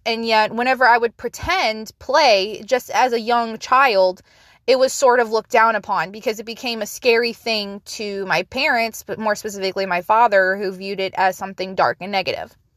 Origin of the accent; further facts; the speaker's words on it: United States; we as an American society